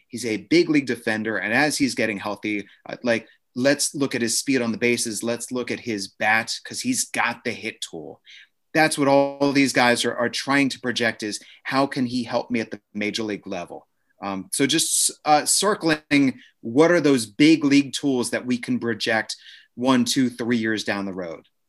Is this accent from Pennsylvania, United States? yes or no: no; Maryland, United States; moved away as an adult; also born or lived in Washington, D.C.; now in Lansing, United States; I was born in D C, grew up fifteen minutes outside near the University of Maryland